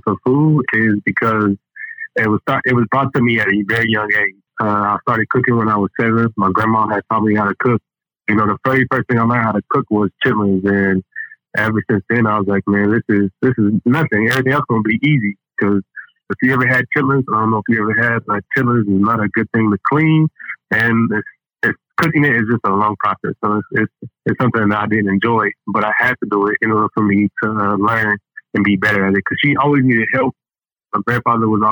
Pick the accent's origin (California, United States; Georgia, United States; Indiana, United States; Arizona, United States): Indiana, United States; Indianapolis; moved away as an adult; now in Texas, United States; I moved from Indiana. I'm from Indiana, Indianapolis